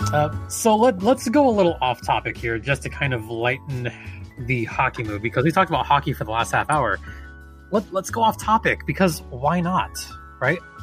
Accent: Los Angeles, California, United States; I played a lot of basketball growing up, especially growing up near the Forum and in that part of L

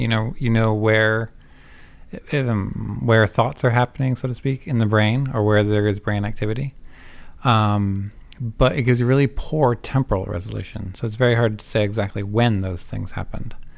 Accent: Vermont, United States; also born or lived in Savannah, Georgia / New Jersey / Canada; I'm not Canadian, but I did grow up in Vermont

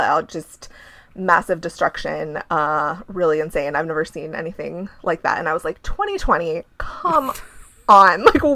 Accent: Ohio, United States; now in Chicago, United States; I'm from Ohio

